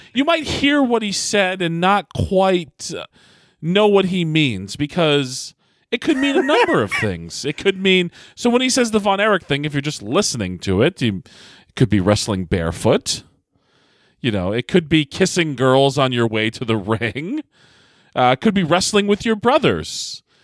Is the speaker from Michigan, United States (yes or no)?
no; Massachusetts, United States; moved away; come home and wrestle in front of my hometown crowd and friends and family, uh, you know, in, in the Massachusetts area